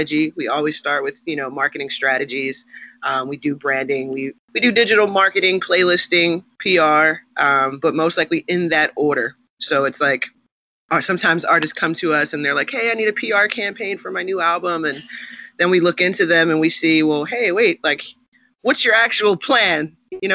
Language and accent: English; Philadelphia, Pennsylvania, United States; I'm from Philly